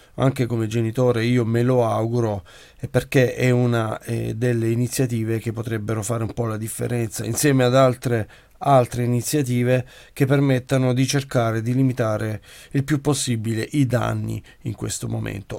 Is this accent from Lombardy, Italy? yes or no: no; Brindisi, Apulia, Italy; come genitore, come pugliese, come brindisino e come italiano